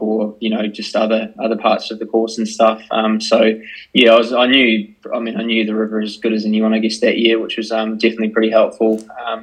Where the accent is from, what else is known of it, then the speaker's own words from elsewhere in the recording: Christchurch, Canterbury, New Zealand; from Christchurch, New Zealand